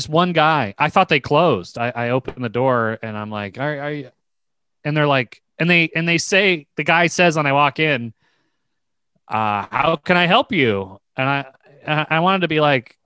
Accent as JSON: {"language": "English", "region": "Virginia", "country": "United States", "moved": "yes", "lives_now": "New York, United States", "said": "I'm from Virginia, where there's no Eastern European people"}